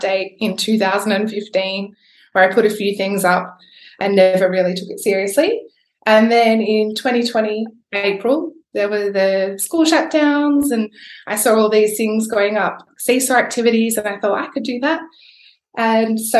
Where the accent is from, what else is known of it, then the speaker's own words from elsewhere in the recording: Perth, Western Australia, Australia; accent: Australian; I'm from Perth, Western Australia